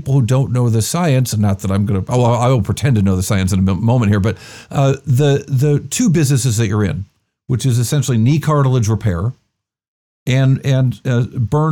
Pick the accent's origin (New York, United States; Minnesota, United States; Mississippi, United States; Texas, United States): New York, United States; Rochester; accent: Rochester; my Rochester accent